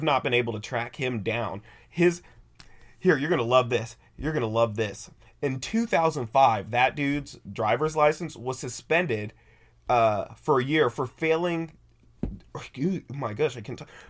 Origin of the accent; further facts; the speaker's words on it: near Oskaloosa, Kansas, United States; my hometown's only 5 miles away from this place.